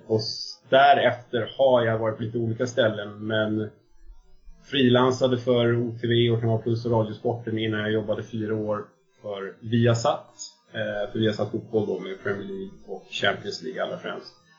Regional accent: Täby, Stockholm County, Sweden; now in Solna, Sweden; jag kommer från eh, Stockholmsförorten Täby och jag bor i, jag vet inte om man får säga förort om det för då blir folk sura, men jag bor i, i Solna

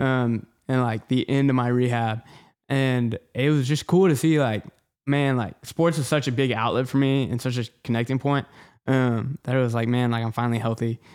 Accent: The Woodlands, Texas, United States; Houston. So, North Houston, the Woodlands

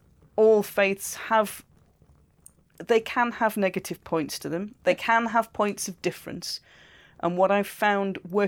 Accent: United Kingdom; I know do I'm British

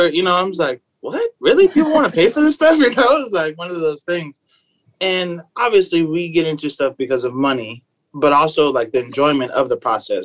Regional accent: San Diego, California, United States; I was raised in San Diego, born and raised.

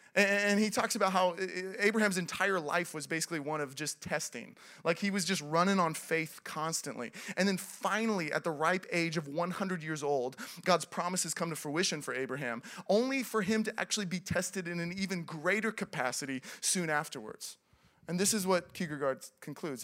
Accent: Seattle, Washington, United States; moved away as an adult; also born or lived in Los Angeles; I grew up in Seattle.

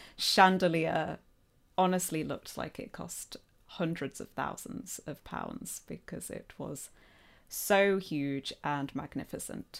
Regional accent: Nottingham, East Midlands, United Kingdom; accent: Midlands; I'm from Nottingham, or Nottinghamshire.

